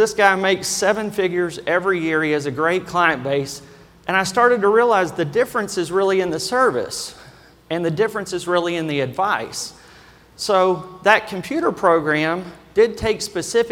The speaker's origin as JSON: {"language": "English", "region": "Kentucky", "country": "United States", "accent": "Kentucky", "said": "my normal Kentucky accent"}